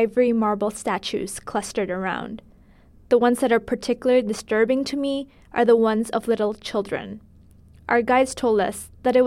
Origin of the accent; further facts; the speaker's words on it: Indonesia; moved away; also born or lived in New York City; I'm from Indonesia, and our fear of graveyards is on the extreme end